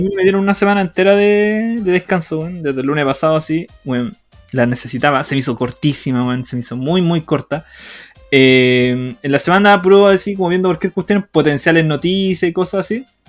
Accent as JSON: {"language": "Spanish", "country": "Chile"}